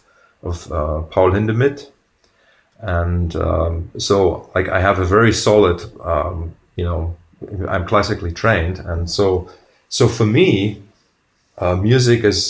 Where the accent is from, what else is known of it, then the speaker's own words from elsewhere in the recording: Germany; I come from Germany